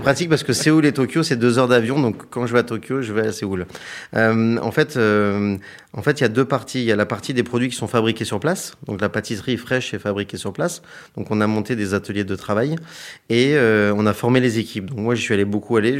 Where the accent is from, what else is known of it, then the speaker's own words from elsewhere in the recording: Hyères, Provence-Alpes-Côte d'Azur, France; moved away; je suis originaire de Hier dans le Var.